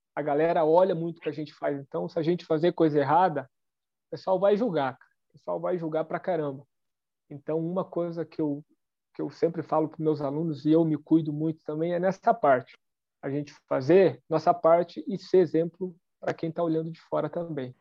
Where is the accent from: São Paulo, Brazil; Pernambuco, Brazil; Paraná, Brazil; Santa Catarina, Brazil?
Paraná, Brazil; São João; moved away as an adult; now in Francisco Beltrão, Brazil; Hoje eu estou morando em Francisco Beltrão, aqui no sudoeste do Paraná mas eu nasci em São João, é tudo no Sudoeste